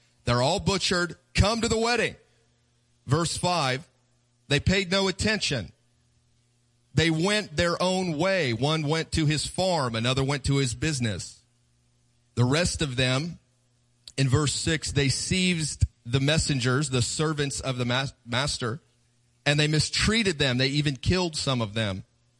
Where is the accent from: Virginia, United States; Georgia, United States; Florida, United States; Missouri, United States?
Missouri, United States; Kansas City; We're from Kansas City. We do barbecue. We know how to eat.